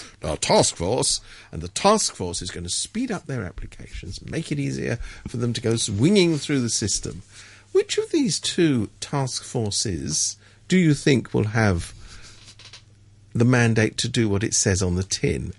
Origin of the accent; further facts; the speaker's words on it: England, United Kingdom; I'm from England